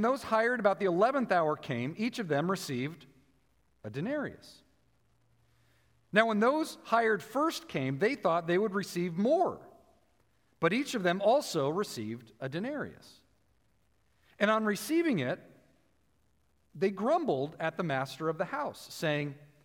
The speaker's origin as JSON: {"language": "English", "country": "United States"}